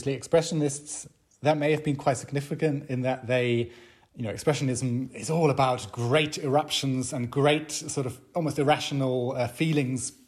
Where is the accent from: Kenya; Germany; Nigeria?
Germany; Hamburg; moved away as an adult; now in Berlin, Germany; I'm German, but I grew up in West Germany, in Hamburg.